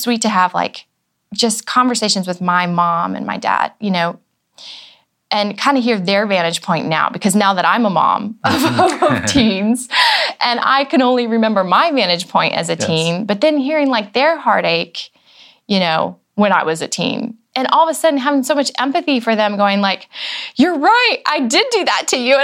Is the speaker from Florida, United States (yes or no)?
yes; Florida, United States; moved away as an adult; also born or lived in Virginia / Atlanta / New York; now in Nashville, United States; I was raised in Florida